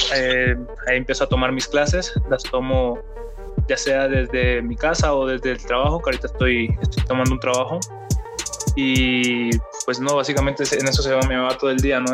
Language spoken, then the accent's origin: Spanish; Barranquilla, Atlántico, Colombia; moved away as an adult; also born or lived in Cartagena / Bucaramanga / California; now in Mexico; Yo nací en Barranquilla